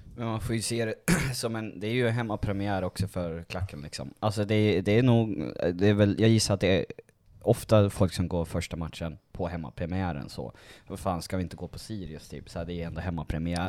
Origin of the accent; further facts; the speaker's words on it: Uppsala, Uppsala County, Sweden; jag är inte från Dalarna, jag är från Uppsala från början.